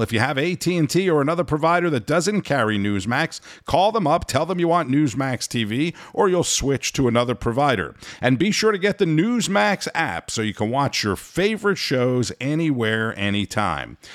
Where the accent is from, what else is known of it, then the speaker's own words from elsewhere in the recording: Orlando, Florida, United States; here in my hometown of Orlando, Florida.